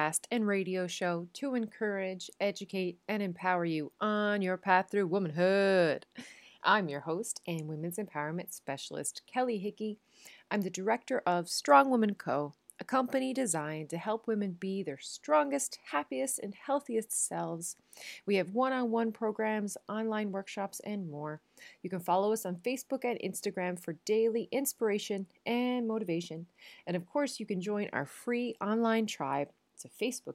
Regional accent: Newfoundland and Labrador, Canada; moved away as an adult; now in Netherlands; I am a Newfoundlander and Canadian, and I am coming to you from a city just south of Amsterdam in the Netherlands.

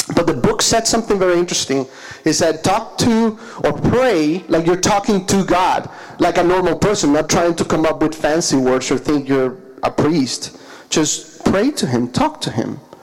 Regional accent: Caracas, Capital District, Venezuela; moved away; I'm from Caracas, Venezuela, that's in South America

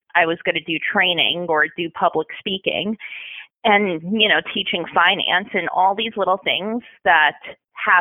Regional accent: Northern New Jersey, United States; I'm originally from Northern New Jersey

